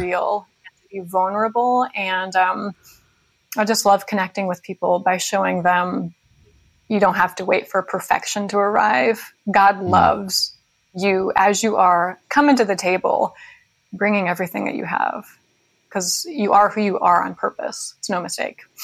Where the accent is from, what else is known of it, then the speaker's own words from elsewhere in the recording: New York, United States; I grew up in New York